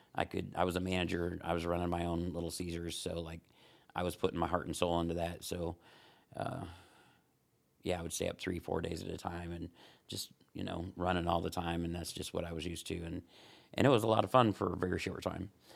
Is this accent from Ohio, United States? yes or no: yes; Ohio, United States; also born or lived in Fort Wayne, Indiana; now in Huntington, United States; I'm from Ohio, actually